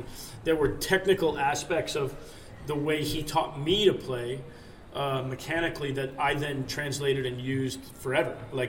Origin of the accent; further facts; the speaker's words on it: just south of San Francisco, Northern California, United States; I grew up in Northern California, just south of San Francisco.